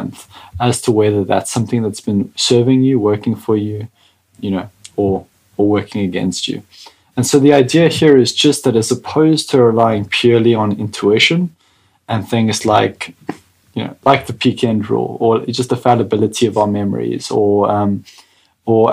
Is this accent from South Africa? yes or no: yes; South Africa; as a South African